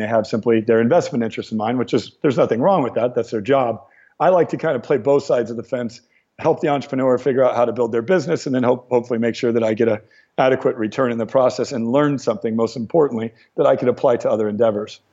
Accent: Ventura County, California, United States; also born or lived in Torrance, California; I was born in Torrance and grew up in uh, Ventura County, which is just about 30, mi- 30 minutes outside of the heart of, uh, of, the heart of Los Angeles.

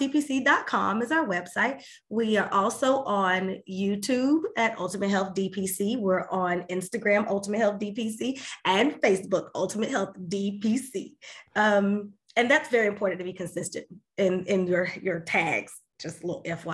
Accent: Winter Haven, Florida, United States; my hometown of Winter Haven

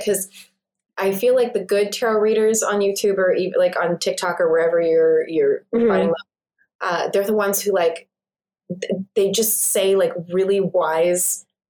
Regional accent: East Coast, United States; It's like, I'm from the East Coast and moving out here.

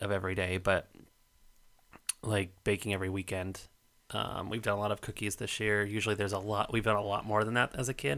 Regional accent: Colorado, United States; moved away; entire streets of my hometown

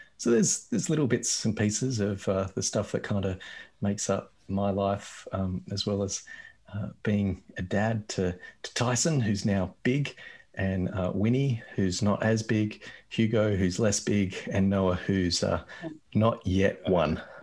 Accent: Australia; I grew up in Australia and I grew up white in Australia

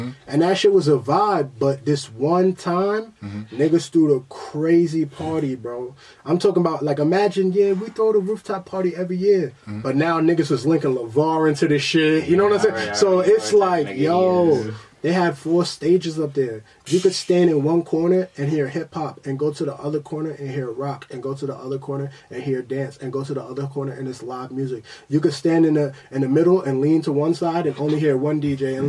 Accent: Queens, New York, United States; When I was younger, like, and I'm from Queens, so mm-hmm. we from that house party.

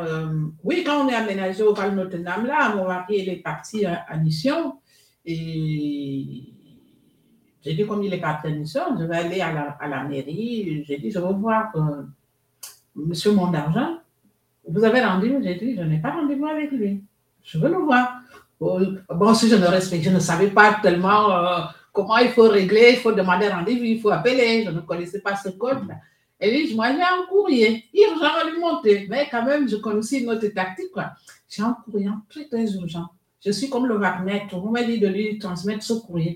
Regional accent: Libreville, Estuaire, Gabon; moved away as an adult; now in Bezons, France; je suis née à Libreville

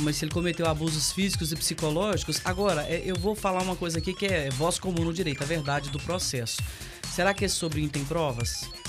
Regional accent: Patrocínio, Minas Gerais, Brazil; a gente fomos criadas juntas ali no Marciano Brandão

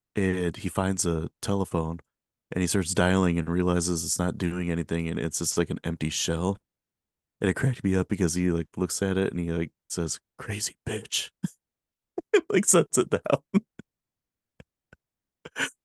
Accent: Michigan, United States; I'm from Michigan

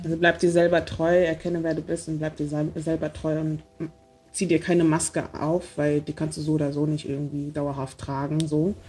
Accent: Berlin, Germany; ich bin Berlinerin

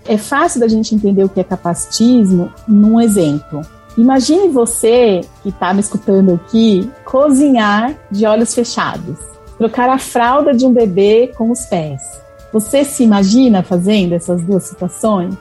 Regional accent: São Paulo, Brazil; Eu sou paulistana, moro aqui na capital

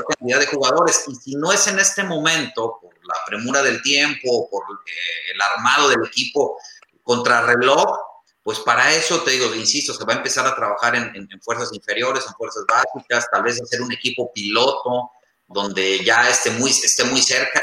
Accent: Tepic, Nayarit, Mexico; yo soy de Tepic Nayarit

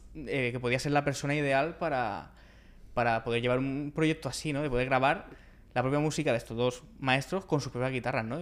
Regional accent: San Vicente del Raspeig, Valencian Community, Spain; allá en San Vicente del Raspeig, que es mi pueblo, en Alicante

